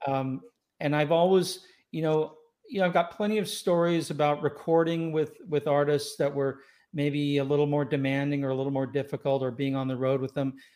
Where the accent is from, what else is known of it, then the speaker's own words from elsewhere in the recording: Los Angeles, California, United States; also born or lived in Scotland / Tampa / Escondido; now in Rancho Santa Fe, United States; I grew up in Los Angeles. I was born in Scotland. I grew up in Los Angeles